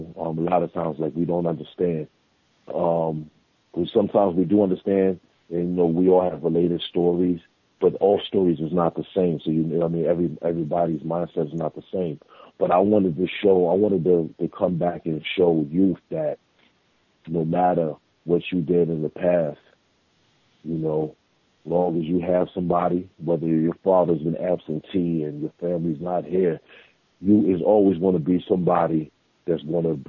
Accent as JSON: {"language": "English", "town": "New York City", "region": "New York", "country": "United States", "said": "I'm from Staten Island"}